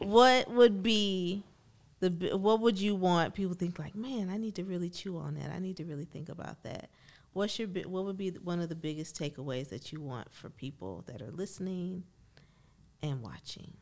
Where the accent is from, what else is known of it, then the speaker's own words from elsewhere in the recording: Benton Heights, Michigan, United States; growing up in Ben Heights